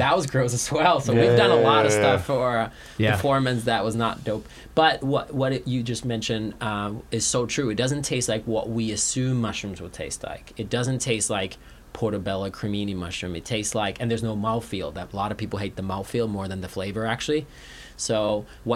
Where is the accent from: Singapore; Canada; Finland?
Finland; moved away; I'm from Finland